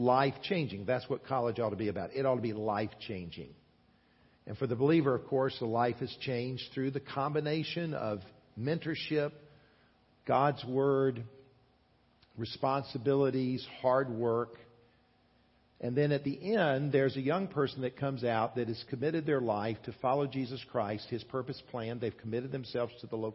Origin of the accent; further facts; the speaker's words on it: South Carolina, United States; I grew up in the state of South Carolina